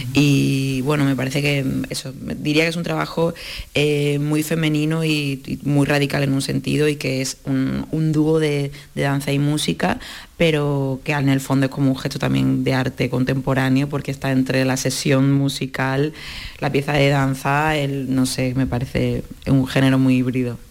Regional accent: Málaga, Andalusia, Spain; ambas somos malagueñas

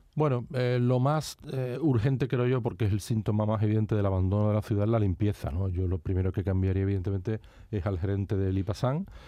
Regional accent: Seville, Andalusia, Spain; also born or lived in Tomares; he vivido en la ciudad, nací por supuesto, no me fui de Sevilla hasta que me casé

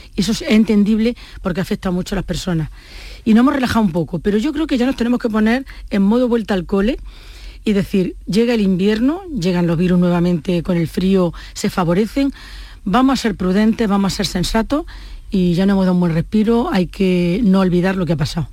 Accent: Córdoba, Andalusia, Spain; also born or lived in Jaén; yo me vine muy pequeña a Córdoba

